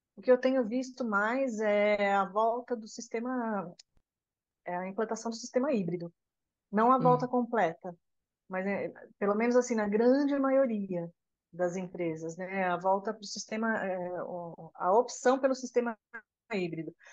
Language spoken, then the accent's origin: Portuguese; São Paulo, Brazil; Eu sou de São Paulo